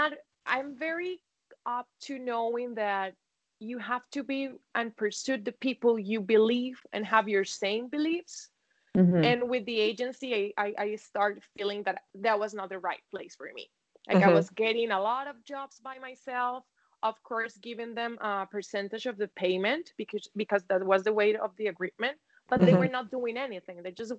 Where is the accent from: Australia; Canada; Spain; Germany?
Spain; English is a second language; I hope it's clear and my accent doesn't fool me.